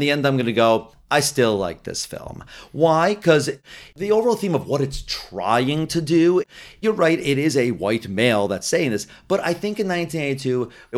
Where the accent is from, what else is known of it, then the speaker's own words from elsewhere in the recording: New Jersey, United States; Hey, I'm from Jersey.